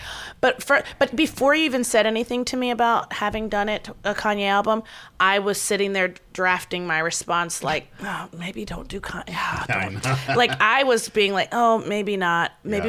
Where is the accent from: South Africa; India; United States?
United States; Baltimore County, Maryland; I'm more White Marsh, Perry Hall. Some might argue Rosedale. The house I grew up in was in a very, like, we don't know. It's the intersection of several places, so I could have been anything. But it is still Baltimore County.